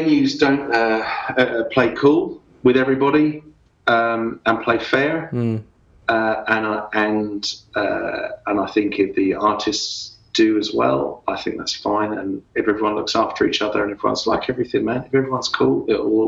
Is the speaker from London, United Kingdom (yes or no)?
yes; London, United Kingdom; moved away as an adult; also born or lived in Dublin, Ireland; now in Australia; I kind of grew up from an Irish family playing Irish music, but then I grew up in London in the late 70s, early 80s